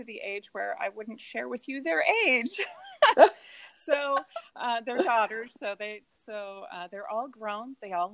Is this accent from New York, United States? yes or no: no; Arizona, United States; I was born here in Arizona, where I still live